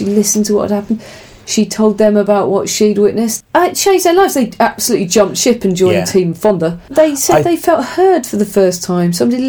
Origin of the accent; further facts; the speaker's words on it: England, United Kingdom; we're English